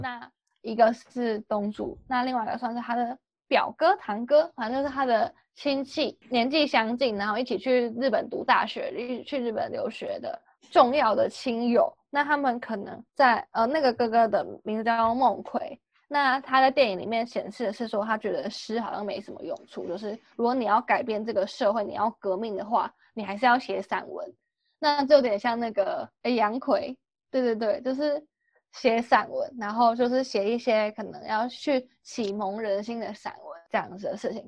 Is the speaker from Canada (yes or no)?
no; Taiwan; moved away as an adult; now in Seoul, South Korea; 我都说我是台湾人